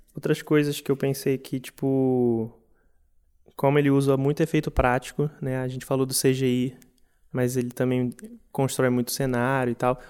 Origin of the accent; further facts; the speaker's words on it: Brazil; a gente como brasileiros